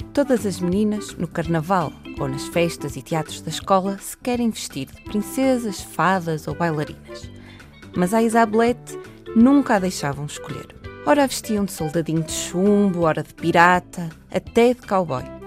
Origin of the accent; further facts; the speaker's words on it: Porto, Norte, Portugal; nasci no Porto.